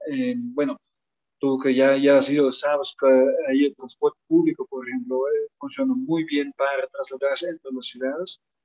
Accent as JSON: {"language": "Spanish", "country": "Netherlands", "also_born_or_lived": "Quito, Ecuador", "second_language": "Spanish", "moved": "as an adult", "lives_now": "Mexico", "said": "nosotros holandeses"}